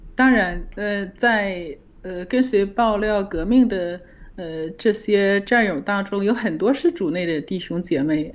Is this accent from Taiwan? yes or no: no; China; 我们中国人